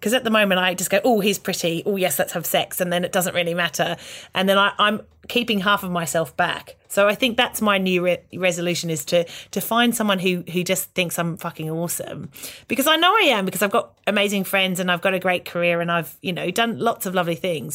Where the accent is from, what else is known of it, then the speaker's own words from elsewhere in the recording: Australia; moved away as an adult; now in United Kingdom; growing up in Australia